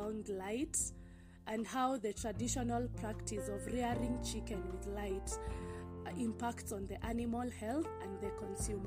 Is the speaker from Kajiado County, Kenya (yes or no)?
yes; Ngong, Kajiado County, Kenya; I come from Kenya. Specifically Ngong, Kajiado County.